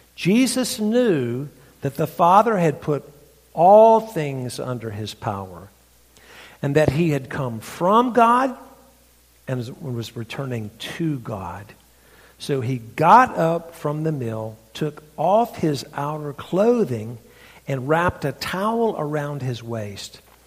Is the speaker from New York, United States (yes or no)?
no; North Carolina, United States; accent: redneck; now in Franklin, United States; my redneck accent. This comes from North Carolina.